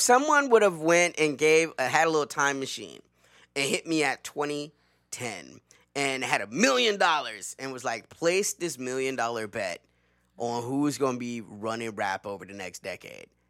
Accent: the South, United States; I'm from the South, okay? I'm from the fucking South.

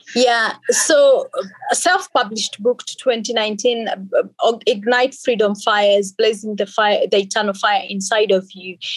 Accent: Kenya; also born or lived in Finland / England; now in Australia; born and raised in Kenya by two amazing parents

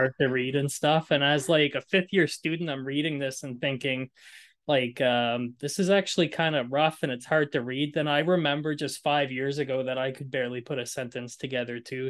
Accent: Moncton, New Brunswick, Canada; I grew up in Moncton, grew up in a lower socioeconomic neighborhood

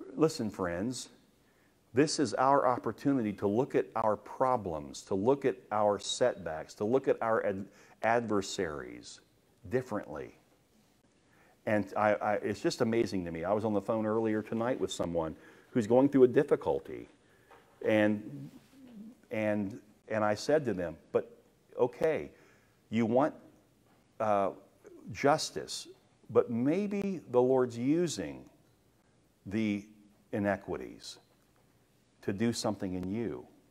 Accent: United States; I'm glad that I'm American. I have, I have rights as a United States citizen.

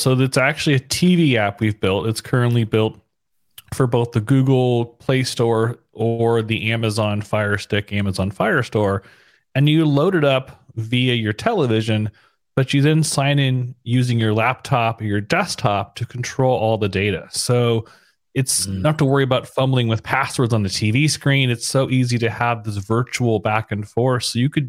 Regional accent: San Diego, California, United States; moved away as an adult; also born or lived in San Francisco; now in Savannah, United States; I'm originally from San Diego, then San Francisco.

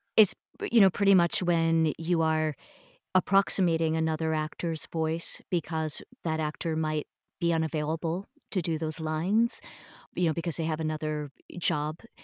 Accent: eastern Long Island, New York, United States; also born or lived in Niagara, New York; my parents had moved downstate when I was growing up, so I pretty much grew up uh, out on eastern Long Island

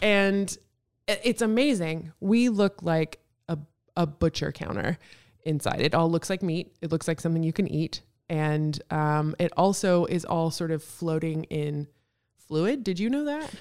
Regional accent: Texas, United States; moved away as an adult; also born or lived in Kenai Peninsula, Alaska; now in Juneau, United States; I'm from Texas.

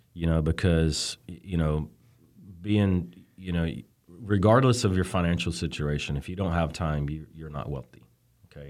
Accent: Birmingham, Alabama, United States; moved away as an adult; now in California, United States; I'm from Birmingham, Alabama. So good old boy makes it out to California kind of thing

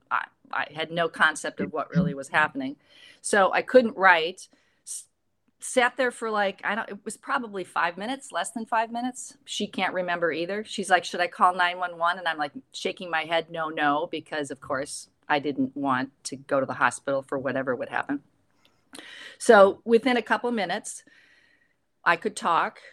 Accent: Midwest, United States; growing up in the Midwest

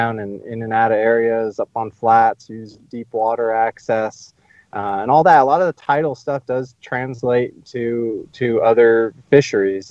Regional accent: California, United States; the place I grew up in California

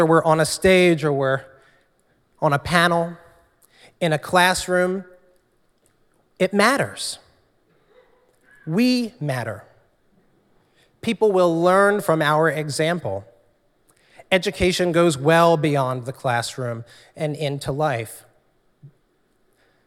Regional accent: New Jersey, United States; also born or lived in Trenton, New Jersey; I grew up in South Jersey

